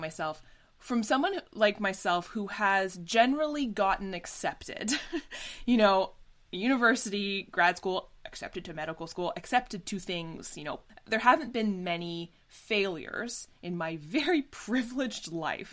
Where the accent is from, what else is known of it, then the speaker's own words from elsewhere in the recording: Canada; as Canadian actors